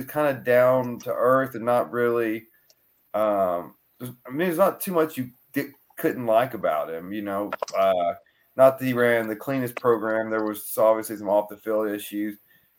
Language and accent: English; Tennessee, United States; I grew up, I mean, obviously I grew up in Tennessee, grew up a Florida State fan.